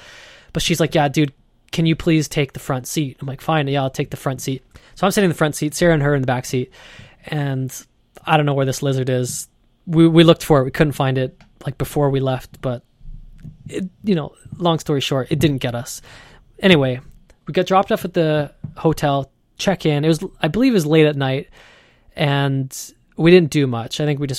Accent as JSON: {"language": "English", "country": "Canada", "said": "And, you know, we're from Canada. I've never seen a gecko before."}